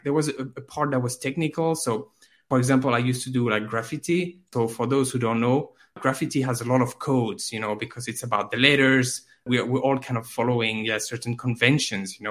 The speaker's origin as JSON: {"language": "English", "country": "France", "moved": "yes", "lives_now": "Finland", "said": "I live in Finland, but I'm from France"}